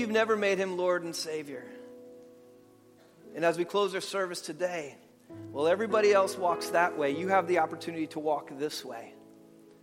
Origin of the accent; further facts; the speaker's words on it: New York, United States; moved away; where I grew up in New York, just outside the city